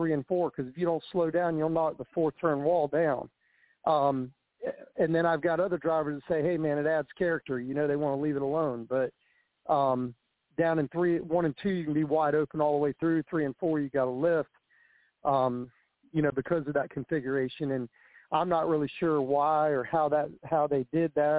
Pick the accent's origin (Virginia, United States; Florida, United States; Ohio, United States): Florida, United States; LaBelle; I'm from LaBelle. I'm a little, west of there, about 30 miles west of Clewiston